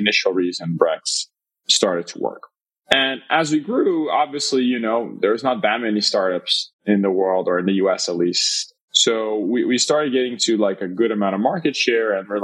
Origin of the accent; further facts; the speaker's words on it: Brazil; moved away; I'm originally born and raised in Brazil